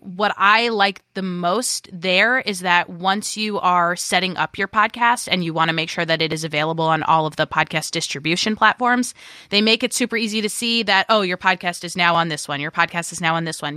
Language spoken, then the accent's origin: English; New York, United States; I am a New Yorker, and I love to talk over people